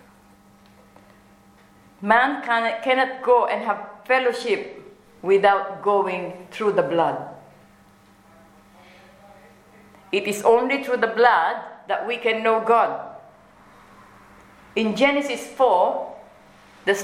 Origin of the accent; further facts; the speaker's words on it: Philippines; Being a Filipina